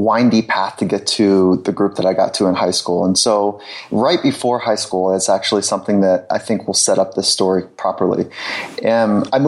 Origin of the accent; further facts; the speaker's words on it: Southern California, United States; I grew up in Southern California